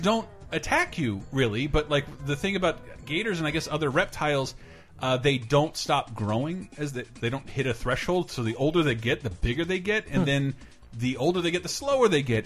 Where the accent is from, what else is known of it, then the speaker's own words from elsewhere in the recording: Tallahassee, Florida, United States; moved away as an adult; Tallahassee, born and raised. First quarter of a century of my life spent in Tallahassee, Florida